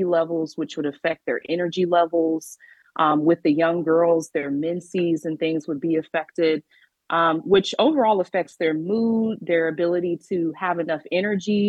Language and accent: English; Arlington, Texas, United States; grew up in Arlington, Texas